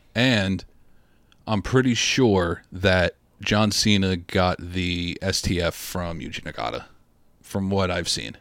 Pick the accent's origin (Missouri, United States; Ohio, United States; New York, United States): New York, United States; I'm from New York